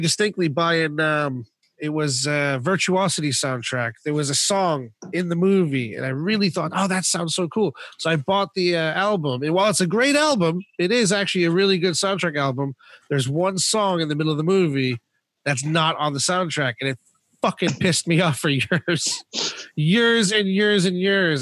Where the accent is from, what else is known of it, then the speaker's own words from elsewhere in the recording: Florida, United States; moved away; when I was growing up in Florida